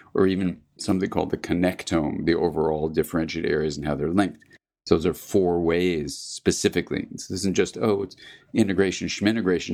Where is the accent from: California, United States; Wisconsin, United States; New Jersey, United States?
California, United States; I'm from California